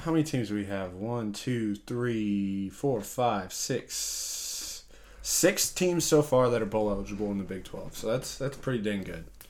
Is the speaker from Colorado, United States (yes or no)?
yes; Colorado, United States; I'm from Colorado